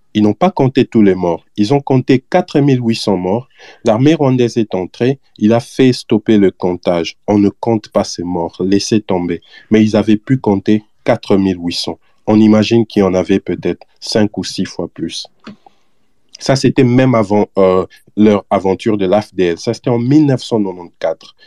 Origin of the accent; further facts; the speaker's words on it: DR Congo; chez nous en RDC